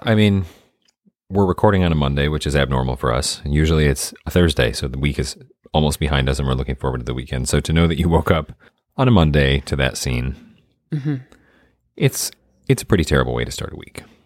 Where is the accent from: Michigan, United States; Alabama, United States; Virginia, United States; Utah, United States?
Michigan, United States; moved away; my hometown in Michigan